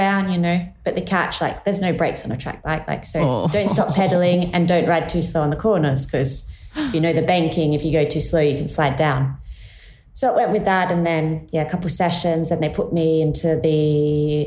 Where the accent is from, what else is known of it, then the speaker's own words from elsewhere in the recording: Adelaide Hills, South Australia, Australia; moved away as an adult; I grew up in the Adelaide Hills, and I have two brothers